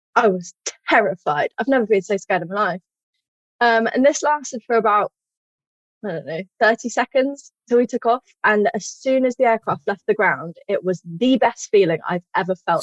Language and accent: English; Stroud, South West England, United Kingdom; I'm from Stroud